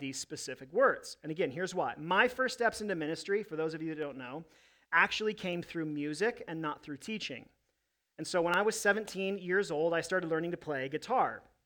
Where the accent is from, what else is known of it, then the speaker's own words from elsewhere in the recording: United States; I love being an American